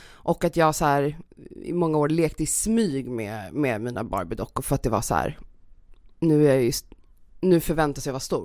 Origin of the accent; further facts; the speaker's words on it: Stockholm, Stockholm County, Sweden; jag är uppväxt i Stockholm